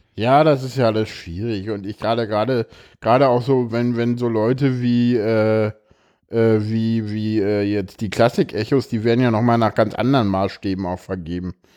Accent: East Germany, Germany; ich komme aus dem Osten.

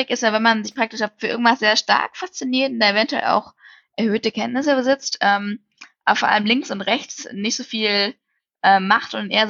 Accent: Heidelberg, Baden-Württemberg, Germany; also born or lived in Münster; Nee, also ich, genau, ich bin in Münster geboren worden, aber meine Eltern sind schon relativ früh nach Heidelberg, Heidelberg gezogen.

